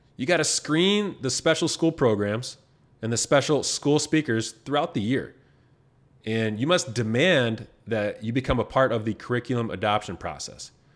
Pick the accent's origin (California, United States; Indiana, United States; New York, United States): Indiana, United States; the state of Indiana, my home state